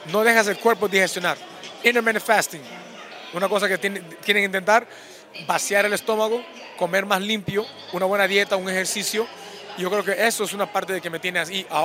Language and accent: Spanish; Peru; now in United States; representando mi país, Perú, porque nací en Perú